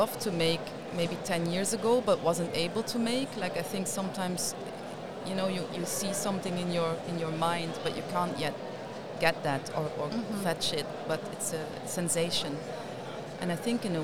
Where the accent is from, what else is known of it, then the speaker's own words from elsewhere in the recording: Limburg, Netherlands; I grew up in Limburg, in the south, and of course in the 70s